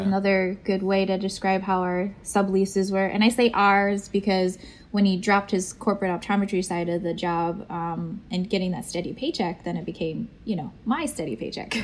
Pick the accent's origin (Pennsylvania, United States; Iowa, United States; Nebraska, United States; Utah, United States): Pennsylvania, United States; Pittsburgh; moved away as an adult; also born or lived in London, England / Fort Lauderdale, Florida; now in Maryland, United States; we moved to Pittsburgh. And that's where I grew up until I went to school um, in Elizabethtown